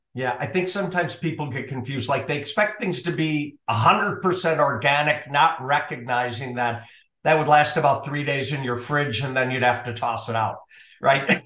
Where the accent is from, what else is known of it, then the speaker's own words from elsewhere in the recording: Minnesota, United States; moved away; I'm originally from Minnesota